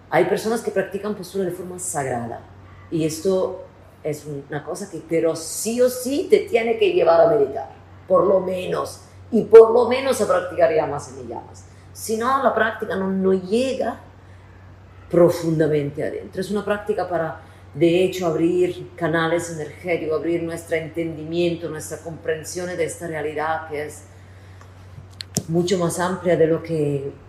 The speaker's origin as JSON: {"language": "Spanish", "country": "Italy", "second_language": "Spanish", "moved": "yes"}